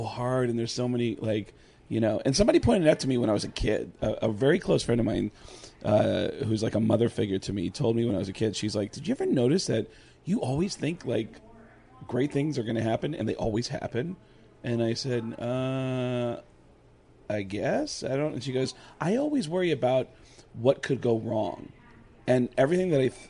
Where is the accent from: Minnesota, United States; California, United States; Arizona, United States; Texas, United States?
Arizona, United States; who I grew up with here in Arizona